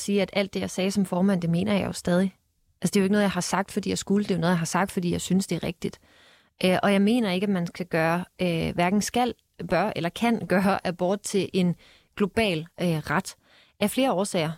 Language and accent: Danish; Denmark; moved away; nu er jeg fra Jylland